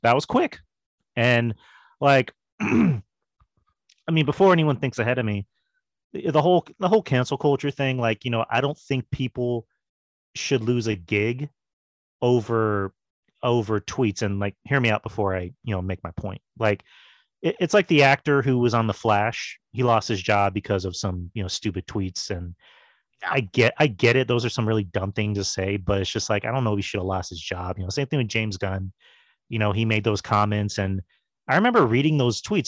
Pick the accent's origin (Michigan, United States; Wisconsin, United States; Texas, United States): Texas, United States; I'm a Texan